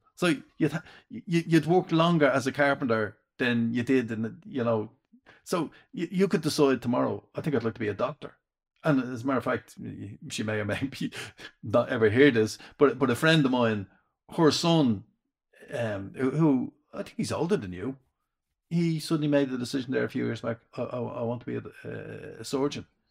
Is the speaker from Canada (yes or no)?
no; Dublin, Leinster, Ireland; accent: Dublin; I was the only one with Dublin accent